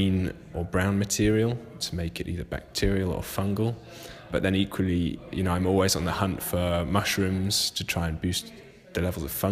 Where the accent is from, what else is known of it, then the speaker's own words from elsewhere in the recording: Jersey; I'm from Jersey.